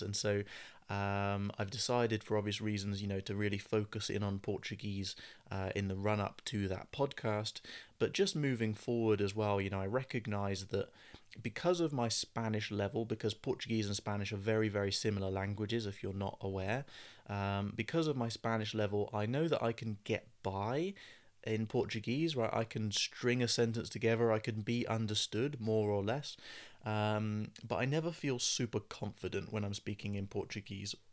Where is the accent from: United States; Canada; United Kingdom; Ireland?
United Kingdom; accent: British English; first language English